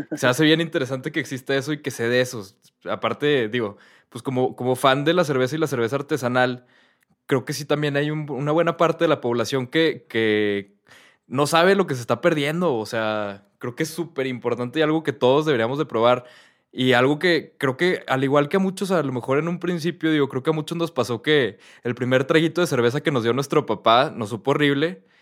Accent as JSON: {"language": "Spanish", "country": "Mexico", "also_born_or_lived": "London", "said": "yo, soy mexicano"}